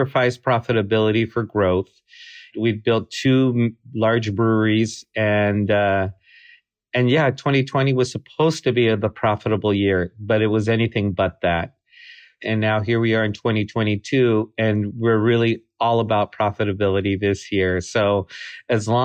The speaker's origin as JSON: {"language": "English", "country": "United States", "said": "We're not Czech. We're not German. We're not English. We're not any of these things. We're Mexican American"}